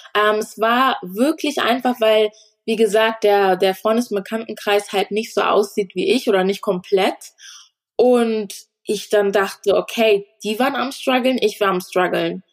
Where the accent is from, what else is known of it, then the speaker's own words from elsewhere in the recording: Germany; also born or lived in Ghana (family origin); dadurch, dass ich hier aufgewachsen bin, ist das schon Heimat für mich